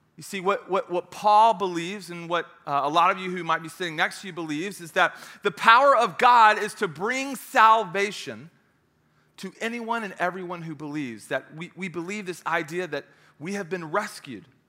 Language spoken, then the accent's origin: English; Knoxville, Tennessee, United States; I'm, I'm from Knoxville. I went to school in Knoxville.